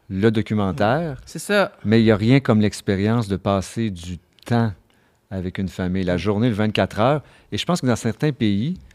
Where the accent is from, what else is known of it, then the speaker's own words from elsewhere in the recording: Cap-Rouge, Quebec, Canada; Et moi, je suis originaire de Cap-Rouge.